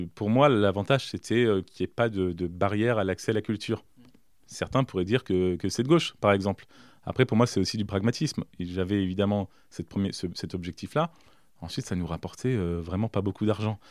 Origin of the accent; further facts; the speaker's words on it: Villedieu-sur-Indre, Centre-Val de Loire, France; also born or lived in south of France; j'ai grandi à Villedieu